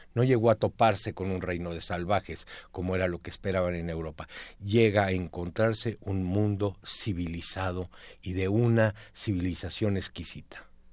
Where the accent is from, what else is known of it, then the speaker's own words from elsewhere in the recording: Mexico; como mexicanos